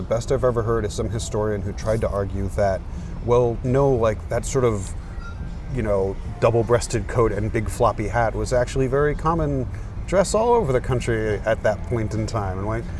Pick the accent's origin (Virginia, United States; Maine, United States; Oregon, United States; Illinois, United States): Maine, United States; now in California, United States; my hometown in Maine.